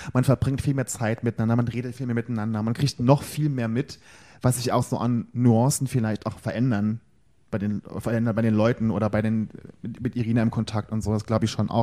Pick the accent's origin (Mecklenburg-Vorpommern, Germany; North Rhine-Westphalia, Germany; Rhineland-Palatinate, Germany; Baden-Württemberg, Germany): Rhineland-Palatinate, Germany; im gleichen Bundesland geschlüpft wie ich